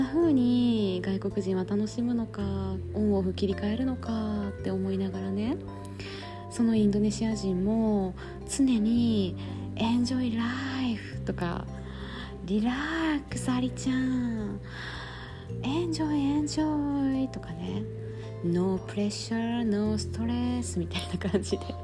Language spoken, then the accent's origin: Japanese; Kobe, Hyogo, Japan; moved away; 地元が神戸なんやけどさ